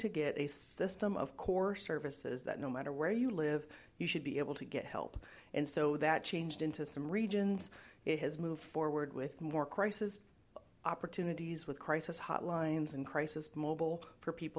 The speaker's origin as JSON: {"language": "English", "region": "Illinois", "country": "United States", "tie": "born or raised there", "moved": "yes", "lives_now": "Iowa, United States", "said": "I grew up in Illinois"}